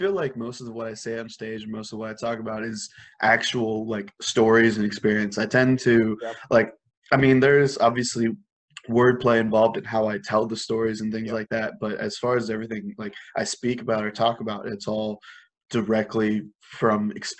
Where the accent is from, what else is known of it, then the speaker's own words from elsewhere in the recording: India; And I'm like, yeah, I am Indian.